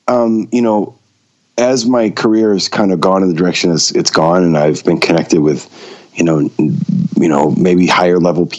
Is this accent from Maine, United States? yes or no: yes; Maine, United States; Yeah, I was. I was born and raised in Maine.